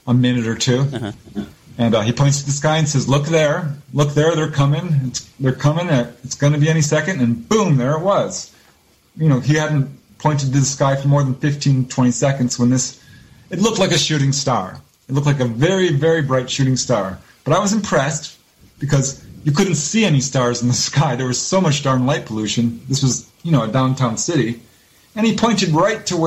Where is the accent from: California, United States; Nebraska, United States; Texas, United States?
California, United States; Topanga; Topanga Canyon is where I grew up in Southern California